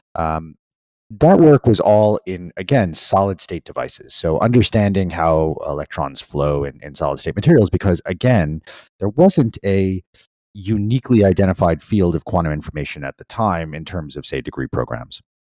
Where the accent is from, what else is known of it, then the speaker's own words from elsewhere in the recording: New York, United States; moved away; also born or lived in Pennsylvania; I grew up in in New York